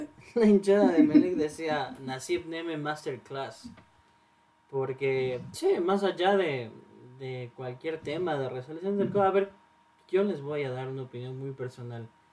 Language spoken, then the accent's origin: Spanish; Ecuador; como somos el país de Manuelito